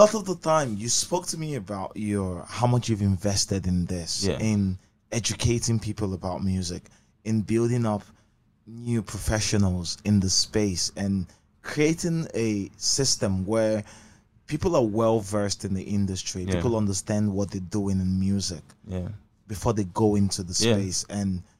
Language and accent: English; Abak, Akwa Ibom, Nigeria; Yes, yeah, I'm from Abak too.